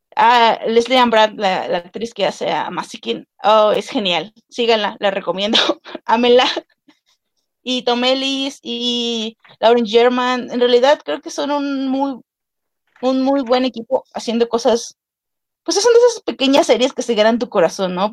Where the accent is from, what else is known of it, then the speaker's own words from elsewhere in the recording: Veracruz, Mexico; como persona de Veracruz, soy de Veracruz